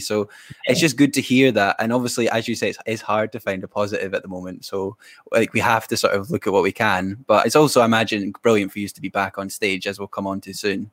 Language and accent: English; Fife, Scotland, United Kingdom; I'm from Fife in Scotland